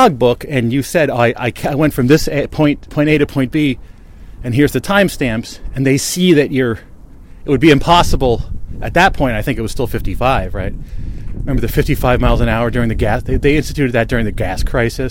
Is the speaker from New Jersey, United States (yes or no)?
yes; Bridgewater, New Jersey, United States; the local newspaper where I grew up in Bridgewater, New Jersey